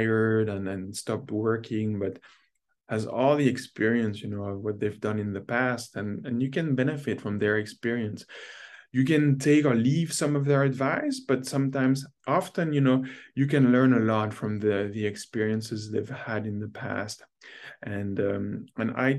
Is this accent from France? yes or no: yes; France; moved away as an adult; now in North America; growing up in France